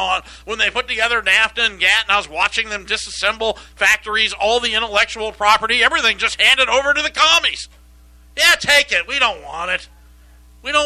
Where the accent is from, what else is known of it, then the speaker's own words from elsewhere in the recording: Arizona, United States; also born or lived in Iowa; we moved from Iowa to Arizona in 1968, and I got to go walk to my first Cub Scout meeting